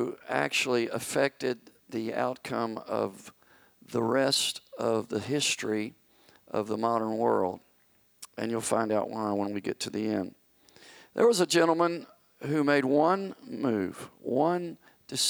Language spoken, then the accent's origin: English; near Ripley, Mississippi, United States; moved away; Very, very close to my old stomping grounds